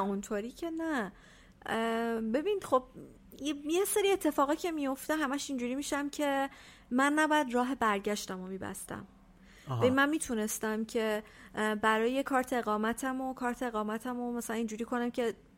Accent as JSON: {"language": "Persian", "country": "Iran", "also_born_or_lived": "Italy", "moved": "as an adult"}